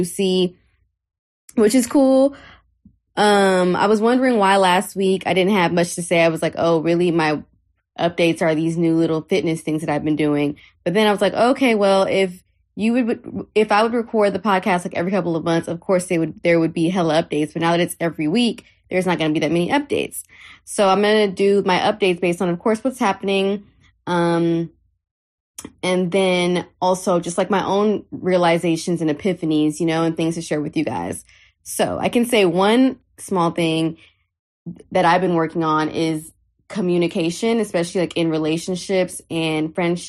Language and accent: English; Houston, Texas, United States; also born or lived in Harlem, New York; We grew up together in Houston.